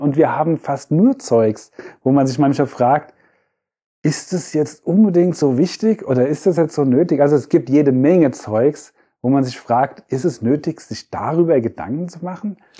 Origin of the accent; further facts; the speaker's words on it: Frankfurt, Hesse, Germany; also born or lived in Freiburg; ich bin ja in Frankfurt geboren, bin in Orlhesse, war aber dann in Freiburg eine Zeit lang